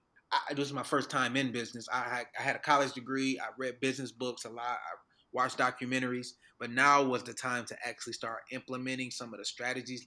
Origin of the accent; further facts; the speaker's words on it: Detroit, Michigan, United States; moved away as an adult; now in Atlanta, United States; I'm from Detroit. So I moved back to Detroit